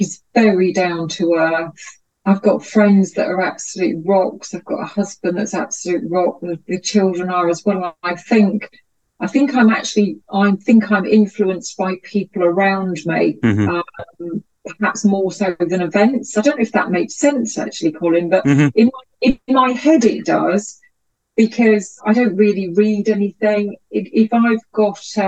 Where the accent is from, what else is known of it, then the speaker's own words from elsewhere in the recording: Glasgow, Scotland, United Kingdom; I am indeed Scottish. I was born in Glasgow